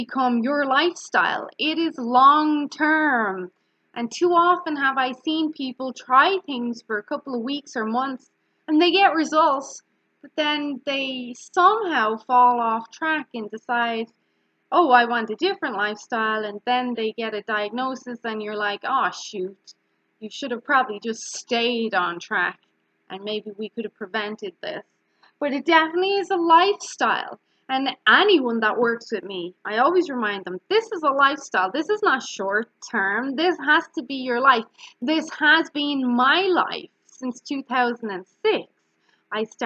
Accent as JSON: {"language": "English", "country": "Ireland", "said": "I'm Irish and we pronounce our words quite harsh"}